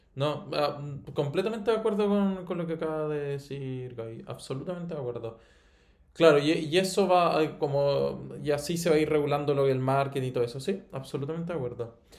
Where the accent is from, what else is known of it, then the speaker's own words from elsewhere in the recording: Chile; como chileno está acostumbrado a escuchar el inglés norteamericano